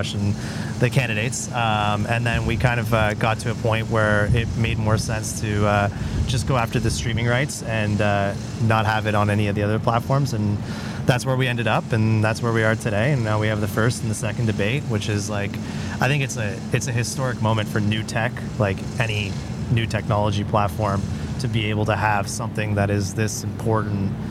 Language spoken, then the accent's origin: English; Canada; I'm a Canadian guy